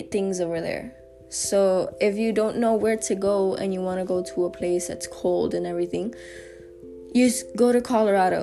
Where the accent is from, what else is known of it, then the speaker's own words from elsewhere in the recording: San Juan, Puerto Rico; I'm from Puerto Rico, specifically San Juan. I love where I live